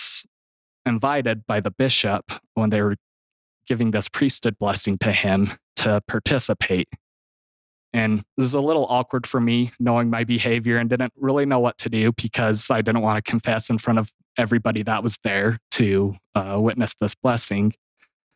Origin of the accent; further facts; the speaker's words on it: Gunlock, Utah, United States; I'm from Gunlock, Utah. I grew up in a big family